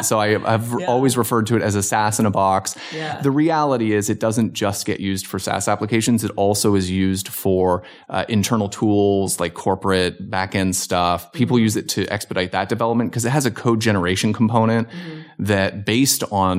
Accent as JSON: {"language": "English", "town": "Hamilton", "region": "Ontario", "country": "Canada", "tie": "born or raised there", "also_born_or_lived": "Virginia Beach", "lives_now": "Los Angeles, United States", "said": "I grew up in Canada. So I was from Southern Ontario, Hamilton, Ontario, affectionately known as the Hammer. And it's about an hour south of Toronto."}